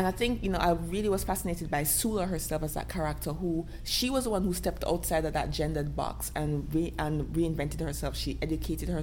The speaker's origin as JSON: {"language": "English", "country": "Jamaica", "said": "as a Jamaican, as a dark-skinned black girl in the Caribbean"}